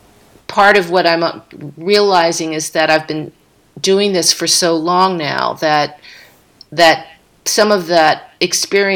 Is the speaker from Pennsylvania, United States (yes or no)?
yes; Philadelphia, Pennsylvania, United States; my hometown in Philly